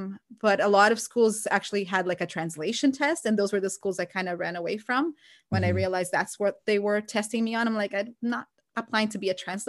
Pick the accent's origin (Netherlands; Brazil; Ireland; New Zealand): Brazil; English is a second language; I always like wanted to be a teacher, but growing up in Brazil, teachers are not, the teaching profession is not that well respected